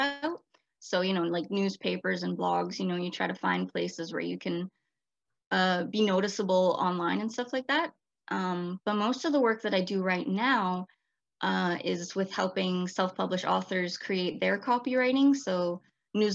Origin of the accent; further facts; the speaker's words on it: British Columbia, Canada; I was born and raised in British Columbia